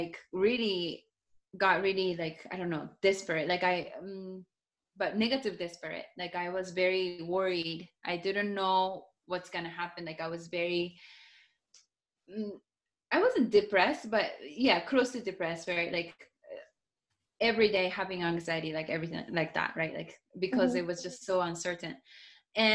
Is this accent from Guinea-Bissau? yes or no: no; Japan; first language Japanese; English is a second language; also born or lived in Seattle, United States; now in Miami, United States; my English is not even my first language. Like, my first language is Japanese